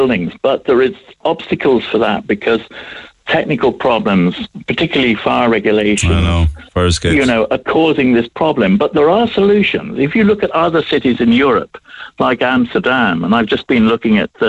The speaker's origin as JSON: {"language": "English", "region": "England", "country": "United Kingdom", "accent": "English", "moved": "as an adult", "lives_now": "Cork, Ireland", "said": "my English accent, but I've been here since 1986, and I've virtually got the Cork passport"}